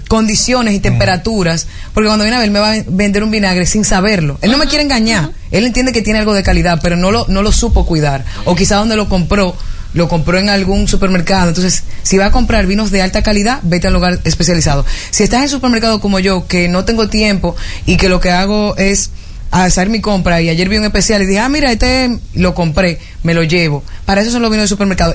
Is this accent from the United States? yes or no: no; Dominican Republic; Nosotros los dominicanos